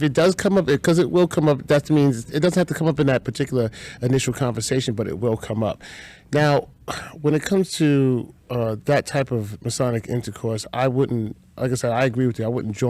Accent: New York City, New York, United States; moved away as an adult; also born or lived in South Jamaica, Queens / Patchogue, Suffolk County; I grew up in Cambridge Heights.

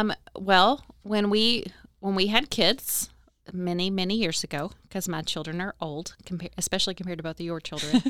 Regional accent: Owensboro, Kentucky, United States; moved away as an adult; also born or lived in Hardinsburg, Kentucky / Lexington, Kentucky; I'm born and raised in Owensboro. I was technically born in Hardensburg, but I've lived here my whole life

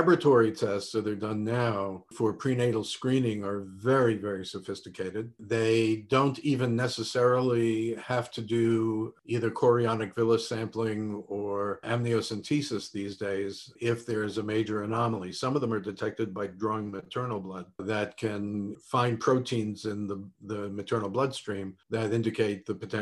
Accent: New York City, New York, United States; I was born in Brooklyn in a very nice, tight family.

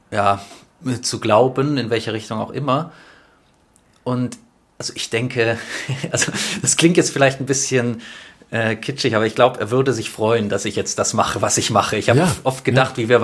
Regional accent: Stuttgart, Baden-Württemberg, Germany; Genau, ich bin in Stuttgart geboren und aufgewachsen.

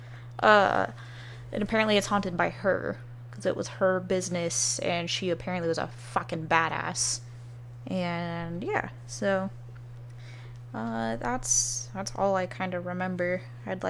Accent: California, United States

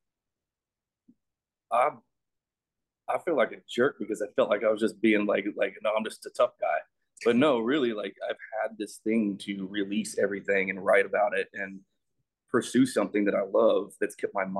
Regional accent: Colorado, United States; I grew up in Colorado, and I was on the high school rodeo team

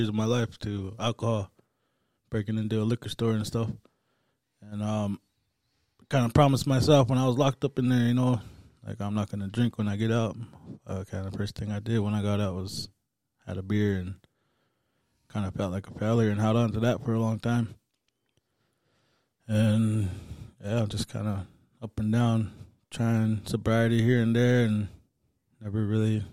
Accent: Ranchester, Wyoming, United States; also born or lived in Wyola, Montana; I grew up in Rochester, Wyoming

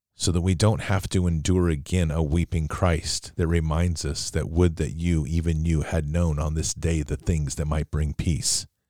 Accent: United States; as an American

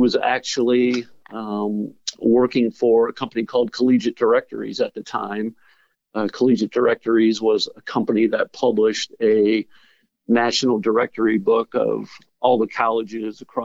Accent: Cleveland, Ohio, United States; also born or lived in Columbus, Ohio; I am originally from Cleveland, Ohio, born and raised. Spent my high school years in Columbus, Ohio.

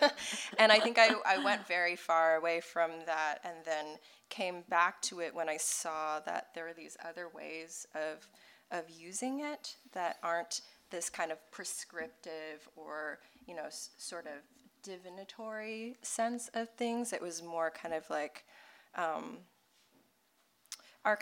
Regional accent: Deep South, United States; I grew up in the Deep South as an immigrant kid

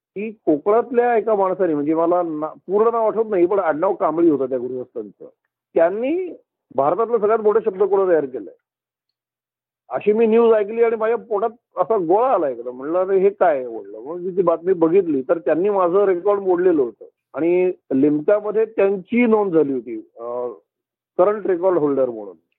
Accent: Pune, Maharashtra, India; मी पुण्यात वाढलेलो आहे मी पुण्याचा आहे

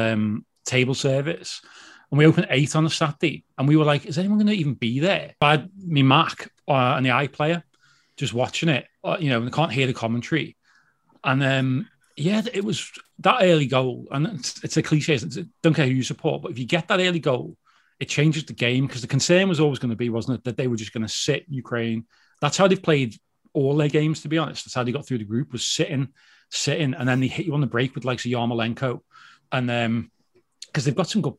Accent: Birkenhead, North West England, United Kingdom; We're not Scousers, we're from Birkenhead

